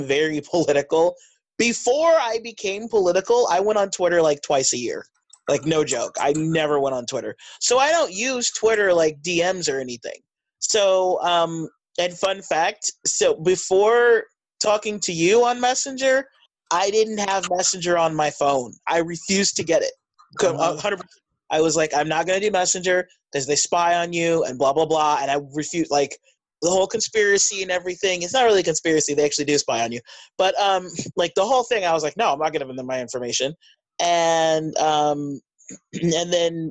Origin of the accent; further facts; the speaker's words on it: United States; I'm American